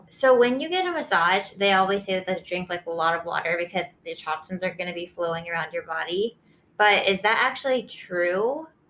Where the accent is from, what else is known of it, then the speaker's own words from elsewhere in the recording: Florida, United States; moved away; I'm from Florida, so not quite as exciting, but very hot.